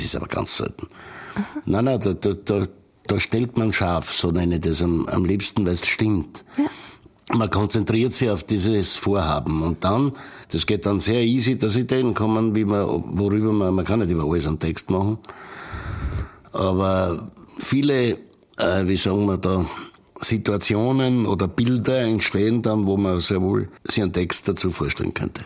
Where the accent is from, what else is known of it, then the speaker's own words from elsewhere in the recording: Styria, Austria; also born or lived in Patmos, Greece; dort, wo ich aufgewachsen bin, dort, wo eben Freunde wie Spitzer und äh, meine äh, Musikkollegen herkommen, das verbindet halt, äh, weil du dort zu Hause bist